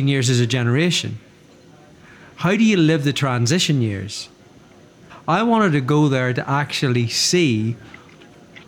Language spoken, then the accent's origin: English; Dundrum, Northern Ireland, United Kingdom; As a Catholic growing up in Northern Ireland